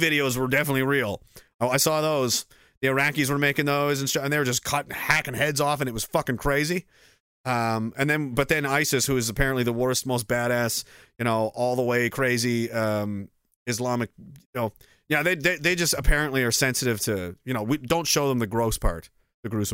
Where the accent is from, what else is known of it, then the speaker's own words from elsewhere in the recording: Canada; I'm a Canadian and I, you know, a veteran.